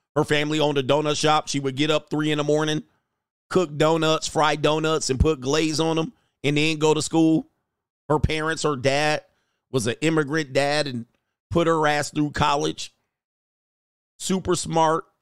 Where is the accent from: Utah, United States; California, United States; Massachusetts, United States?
California, United States; Southern; I grew up in Southern California